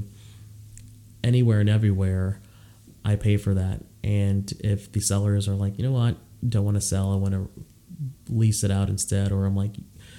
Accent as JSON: {"language": "English", "town": "Houston", "region": "Texas", "country": "United States", "also_born_or_lived": "Austin, Texas", "said": "I live in Austin now, but I'm from Houston"}